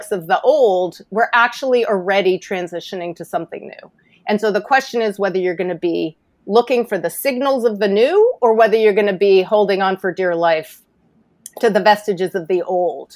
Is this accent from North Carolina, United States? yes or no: no; New York City, New York, United States; I'm a native New York City girl